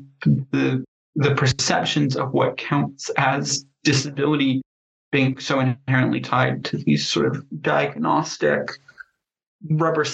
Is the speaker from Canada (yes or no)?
yes; Canada; I am Canadian